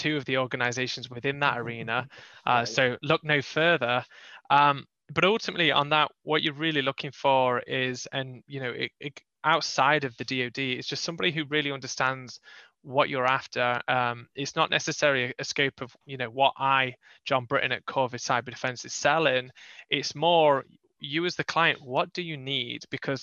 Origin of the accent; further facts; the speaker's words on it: England, United Kingdom; moved away as an adult; now in North Carolina, United States; I'm from England.